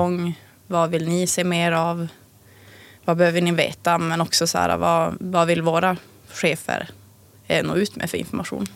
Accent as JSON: {"language": "Swedish", "town": "Tärendö", "region": "Norrbotten County", "country": "Sweden", "also_born_or_lived": "Umeå", "lives_now": "Pajala, Sweden", "said": "jag kommer från Tärende från början"}